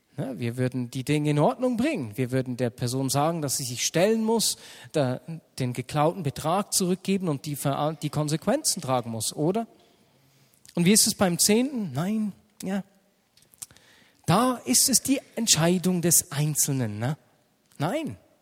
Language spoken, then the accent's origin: German; Switzerland; sind wir Schweizer